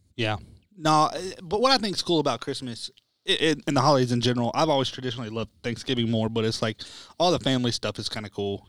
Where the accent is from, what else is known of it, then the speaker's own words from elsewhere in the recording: United States; we're American